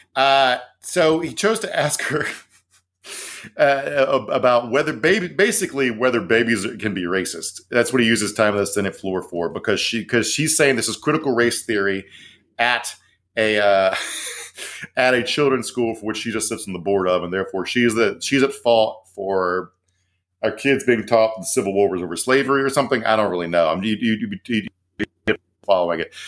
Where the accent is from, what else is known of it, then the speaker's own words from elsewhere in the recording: Virginia, United States; Virginia, my home state.